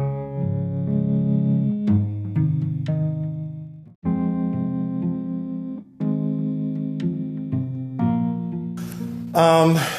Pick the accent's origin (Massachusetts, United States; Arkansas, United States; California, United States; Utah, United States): Arkansas, United States; moved away; my home state of Arkansas